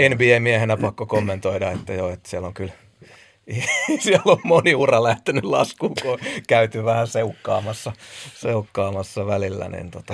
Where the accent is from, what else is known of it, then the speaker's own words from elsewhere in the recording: Lahti, Päijät-Häme, Finland; mä oon, mä oon Lahdesta